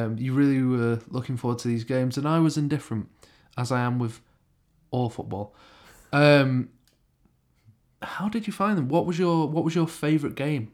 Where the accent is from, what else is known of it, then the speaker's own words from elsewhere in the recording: Stockport, North West England, United Kingdom; I'm from Stockport